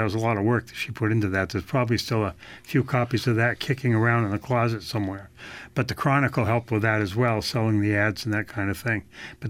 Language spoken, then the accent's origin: English; Claremont, New Hampshire, United States; No, I'm a New Hampshire native. Both my wife and I are from New Hampshire. I grew up in Claremont on the Vermont border, and she's from Manchester.